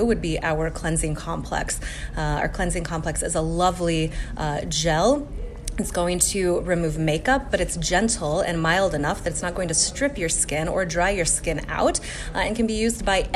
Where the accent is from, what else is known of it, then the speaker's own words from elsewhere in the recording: Colorado, United States; I'm from Colorado, and so it's also very dry there